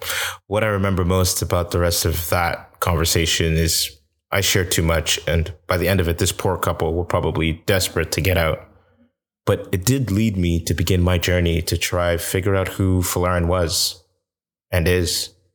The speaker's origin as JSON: {"language": "English", "town": "Toronto", "region": "Ontario", "country": "Canada", "said": "I'm from Toronto. North Americans can always sense each other."}